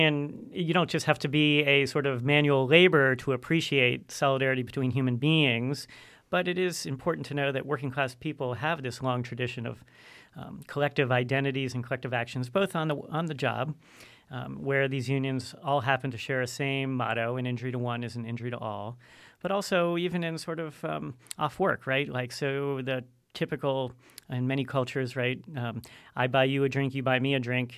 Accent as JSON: {"language": "English", "country": "United States", "tie": "born or raised there", "said": "I'm an American, born and bred"}